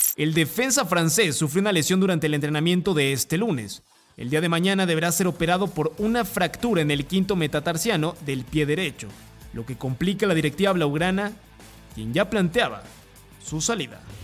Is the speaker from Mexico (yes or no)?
yes; Mexico; moved away as an adult; now in Spain; como mexicano